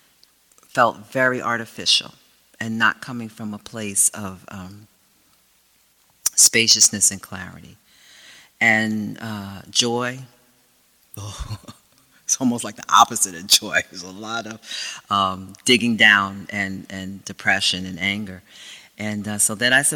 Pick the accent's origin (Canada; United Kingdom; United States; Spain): United States; I come from some people that had enough suffering in this country in terms of I'm African American